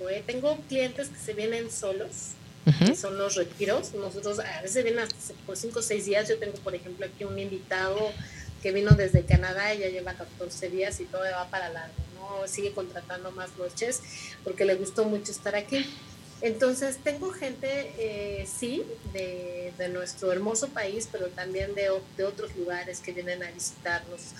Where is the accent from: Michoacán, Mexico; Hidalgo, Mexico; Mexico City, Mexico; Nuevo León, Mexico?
Mexico City, Mexico; also born or lived in Cuernavaca; now in Tepoztlán, Mexico; Yo vengo sí de la Ciudad de México, estuve en Cuernavaca viviendo, pero estar aquí es lo más extraordinario que me ha podido pasar.